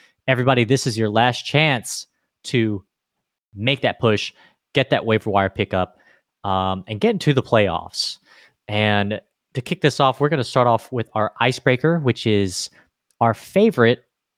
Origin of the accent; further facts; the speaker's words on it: Philippines; If you didn't know, I am Filipino. And if you don't know what Filipinos do, they sing karaoke.